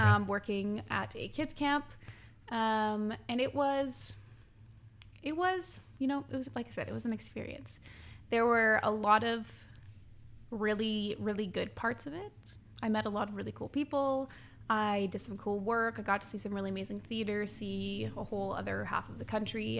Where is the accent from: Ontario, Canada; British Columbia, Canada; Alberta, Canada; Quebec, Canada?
British Columbia, Canada; Quesnel; moved away; I'm from Quinnell